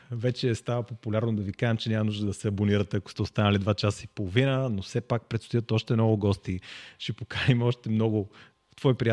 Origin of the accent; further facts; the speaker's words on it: Sofia, Sofia City, Bulgaria; Ние сме от София